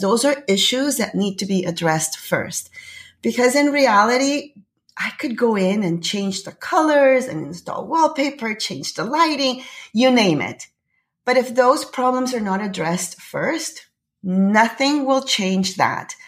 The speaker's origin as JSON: {"language": "English", "country": "Panama", "moved": "yes", "lives_now": "Canada", "said": "I'm from Panama, actually. I'm originally from Panama. I live in Canada"}